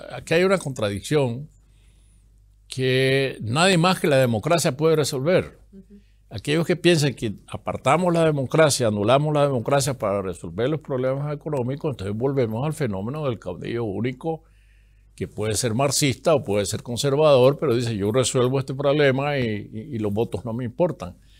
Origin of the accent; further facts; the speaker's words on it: Masatepe, Masaya, Nicaragua; moved away as an adult; also born or lived in Costa Rica / Germany; el pueblo donde yo nací, en Mazatepe